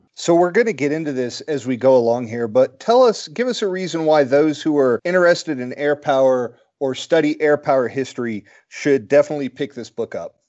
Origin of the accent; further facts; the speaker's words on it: United States; as an American